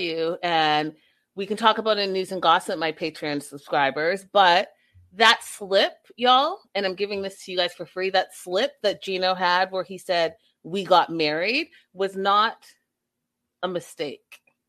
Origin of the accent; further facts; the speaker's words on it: Vancouver, British Columbia, Canada; I'm from Vancouver, where it rains, you know, 90% of the time.